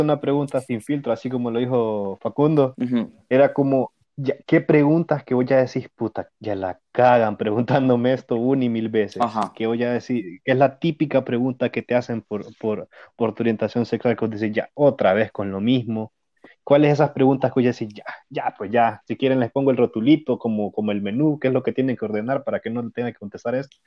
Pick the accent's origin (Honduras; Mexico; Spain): Honduras